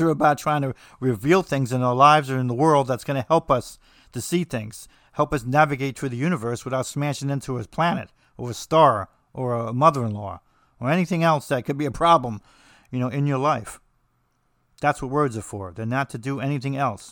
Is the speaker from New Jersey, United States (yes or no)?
yes; New Jersey, United States; I'm from New Jersey